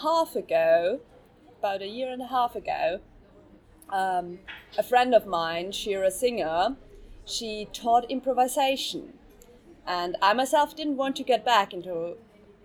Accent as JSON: {"language": "English", "country": "Austria", "second_language": "English", "moved": "as an adult", "lives_now": "London, United Kingdom", "said": "I've never been outside of my country. I'm coming from Austria"}